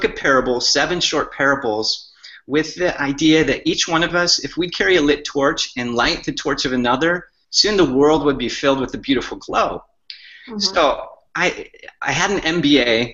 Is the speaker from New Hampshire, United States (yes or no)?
no; Michigan, United States; I grew up in Michigan